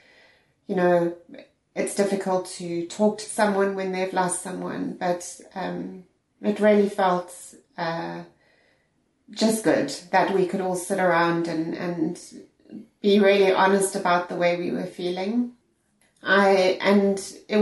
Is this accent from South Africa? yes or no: yes; South Africa; moved away as an adult; now in Ireland; I'm originally from South Africa. I've been living in Ireland for 14 years.